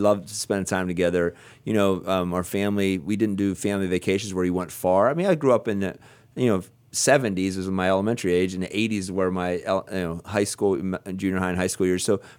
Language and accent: English; Nanticoke, Pennsylvania, United States; now in Ohio, United States; I come from a little town called Nantyglow.